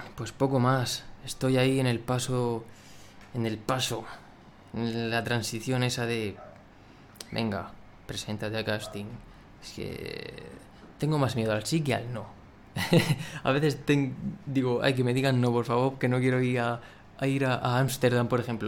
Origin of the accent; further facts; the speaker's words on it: Murcia, Region of Murcia, Spain; soy de Murcia